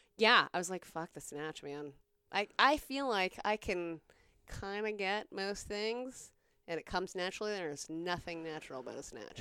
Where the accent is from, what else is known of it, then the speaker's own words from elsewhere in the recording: South Carolina, United States; I grew up in South Carolina.